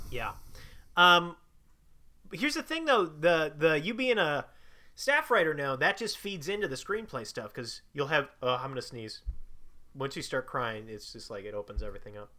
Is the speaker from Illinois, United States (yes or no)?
yes; Chicago, Illinois, United States; also born or lived in Bloomington, Illinois; I'm from Chicago